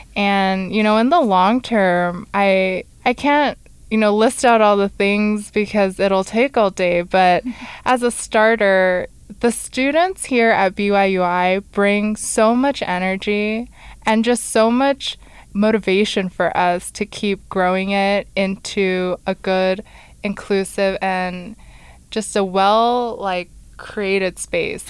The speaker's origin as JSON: {"language": "English", "region": "California", "country": "United States", "tie": "born or raised there", "moved": "as an adult", "lives_now": "Rexburg, United States", "said": "We're both from California"}